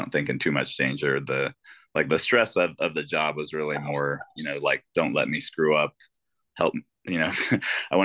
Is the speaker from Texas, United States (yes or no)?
yes; Houston, Texas, United States; moved away as an adult; also born or lived in Abilene, Texas / Middle East; now in San Antonio, United States; I grew up in Houston